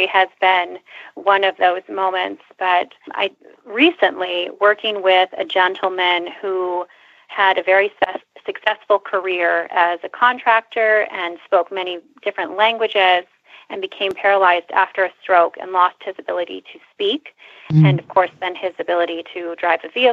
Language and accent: English; Nebraska, United States; moved away as an adult; now in Scottsdale, United States; I grew up in Nebraska, but we would spend our summers in Minnesota